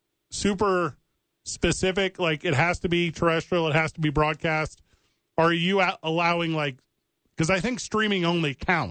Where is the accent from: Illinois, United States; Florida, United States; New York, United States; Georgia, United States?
Illinois, United States; East St. Louis; now in Albuquerque, United States; I'm from East St. Louis